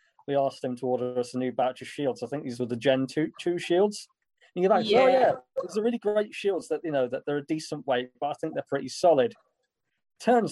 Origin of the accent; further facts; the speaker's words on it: South Wales, United Kingdom; us being South Welsh